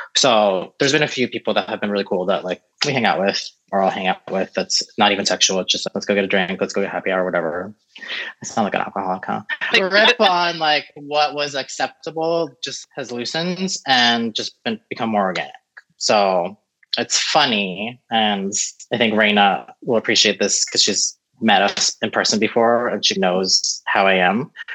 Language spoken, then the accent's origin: English; Florida, United States; also born or lived in San Francisco Bay Area; now in Los Angeles, United States; I was born in the Bay Area, grew up in Florida